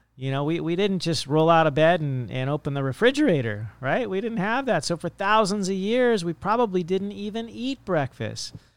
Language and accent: English; Monterey Bay, California, United States; now in Hawaii, United States; I grew up in the Monterey Bay, and there was nothing but fields